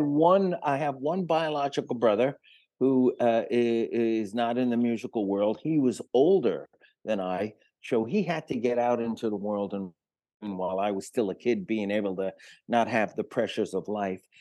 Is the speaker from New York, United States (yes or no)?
yes; New York City, New York, United States; also born or lived in Manhattan / Greenwich Village; I was born in Manhattan and grew up on one hundred sixth and Broadway till I was four years old, and then Mom remarried and shuttled me off to the Bronx